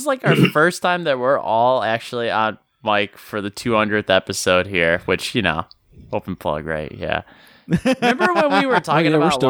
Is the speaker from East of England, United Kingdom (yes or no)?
no; London, United Kingdom; Yes, I'm from London.